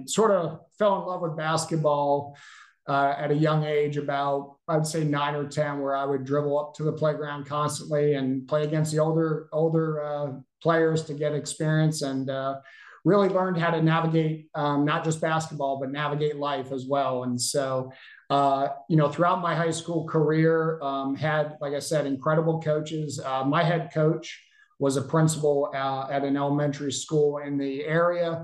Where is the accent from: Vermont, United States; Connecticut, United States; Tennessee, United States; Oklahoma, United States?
Vermont, United States; Bellows Falls; moved away; also born or lived in Georgia; I grew up in Bellows Falls, Vermont.